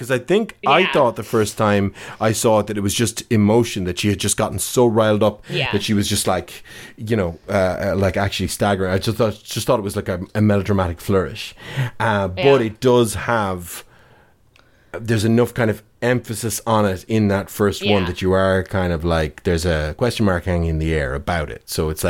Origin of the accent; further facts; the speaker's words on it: Galway, Connacht, Ireland; accent: Dublin; now in Dublin, Ireland; I came from Galway and moved to Dublin. I was living there for 20 years and I just picked up the accent just because I'm an accent sponge. So I still have quite a Dublin accent now